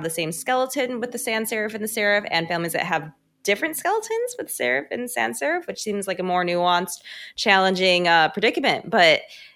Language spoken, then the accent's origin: English; United States; accent: American; With my American accent